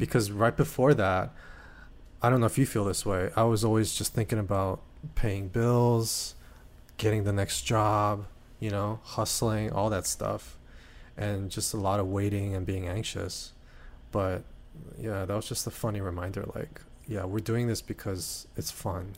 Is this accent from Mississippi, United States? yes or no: no; Hawaii, United States; when I was growing up in Hawaii.